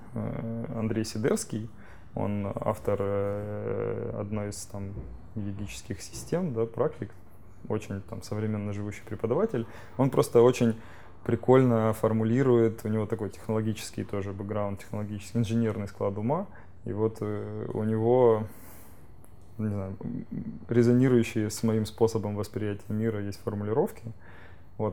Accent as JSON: {"language": "Russian", "town": "Rostov-on-Don", "region": "Rostov Oblast", "country": "Russia", "said": "я сейчас из Ростова-на-Дону сам"}